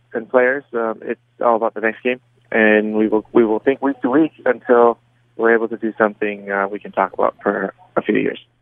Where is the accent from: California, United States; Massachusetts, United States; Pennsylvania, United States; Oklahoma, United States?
California, United States; San Diego; moved away as an adult; also born or lived in Germany; I grew up in San Diego, which isn't far from